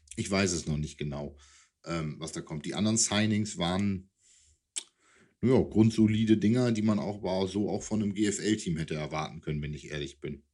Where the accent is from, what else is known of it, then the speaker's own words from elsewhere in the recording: East Frisia, Lower Saxony, Germany; als Ostfriese